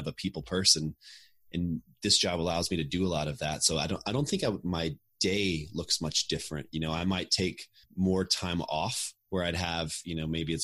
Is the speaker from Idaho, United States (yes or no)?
no; Austin, Texas, United States; moved away as an adult; I grew up in Austin and I always wanted to get back here someday